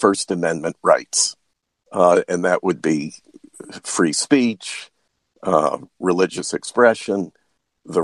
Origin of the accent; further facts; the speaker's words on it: New York, United States; moved away as an adult; also born or lived in Washington, D.C.; I grew up in New York State